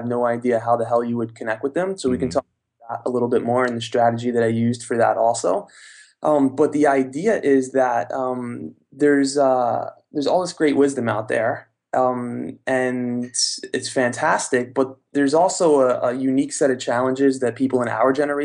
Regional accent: New York, United States; So from New York, I'm from New York.

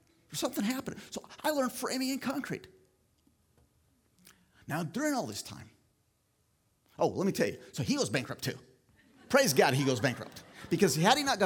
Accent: Philippines; moved away as an adult; now in United States; I grew up in the Philippines in a tribal group, Agta people

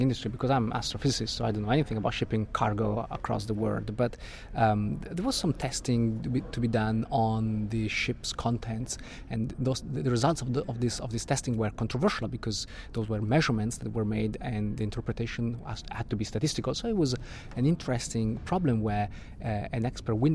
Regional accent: Italian-speaking part of Switzerland, Italian-speaking Switzerland, Switzerland; also born or lived in Italy; now in London, United Kingdom; I'm from Italy, but I was born and grew up in an Italian-speaking part of Switzerland.

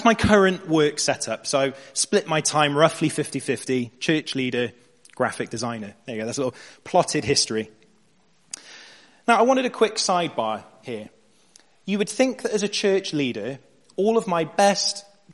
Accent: Bristol, South West England, United Kingdom; I'm a graphic designer, born and raised in Bristol.

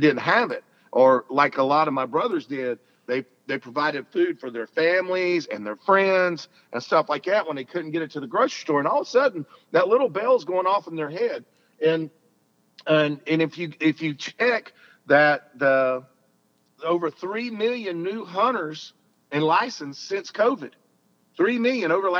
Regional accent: Alabama, United States; I'm a Southern boy. I'm from Alabama

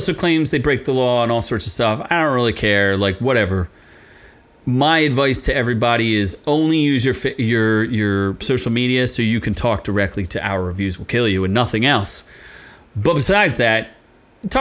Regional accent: Philadelphia, Pennsylvania, United States; as a Philadelphian

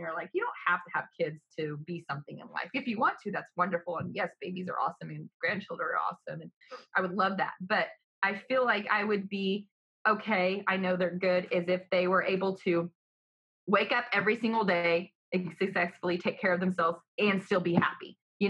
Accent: the South, United States; Absolutely. I'm from the South, baby.

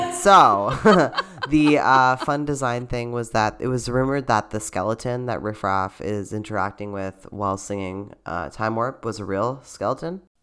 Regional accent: Canada; a Canadian theater performer

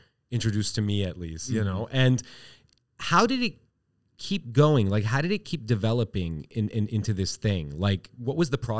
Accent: Iran; let's explore this as two guys from Asia, because I'm from Iran, technically.

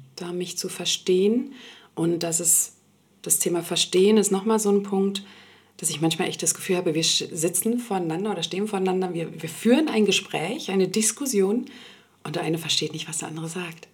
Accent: Berlin, Germany; also born or lived in Sweden; ich bin schon seit meiner Kindheit in Berlin. Ich komme ursprünglich aus Schweden und bin hier aufgewachsen

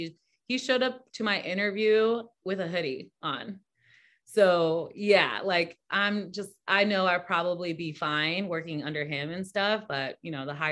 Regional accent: Arizona, United States; moved away as an adult; also born or lived in Portland; now in Houston, United States; Cause I grew up in Arizona, you know, we have our land, we have the desert, but we still have mountains and stuff to look at. And here in Houston, we don't have anything like that.

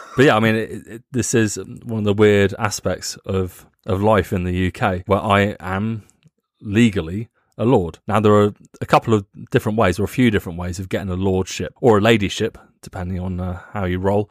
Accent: United Kingdom; moved away as an adult; now in Germany; I'm British

